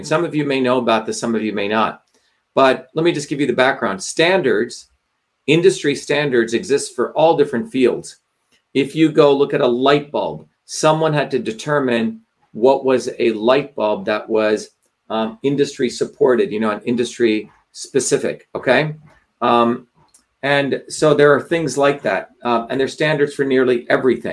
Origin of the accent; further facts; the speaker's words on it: India; moved away; growing up in India